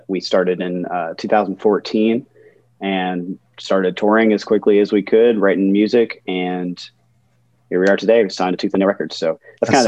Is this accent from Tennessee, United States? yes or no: yes; Smyrna, Tennessee, United States; now in Nashville, United States; technically I grew up in a town just south of Nashville called Smyrna, Tennessee